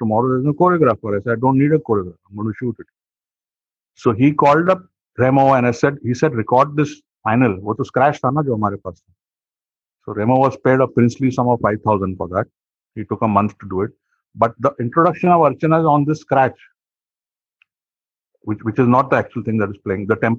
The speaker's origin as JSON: {"language": "English", "town": "Mumbai", "region": "Maharashtra", "country": "India", "said": "I was from Bombay and my neighbors were all filmmakers, commercial filmmakers."}